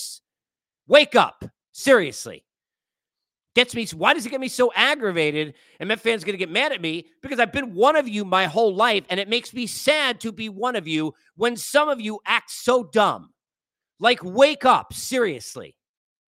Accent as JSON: {"language": "English", "region": "New York", "country": "United States", "also_born_or_lived": "Los Angeles", "said": "I'm a New Yorker. Now, I've lived in L.A. I lived there for 3 years, but I'm a New Yorker"}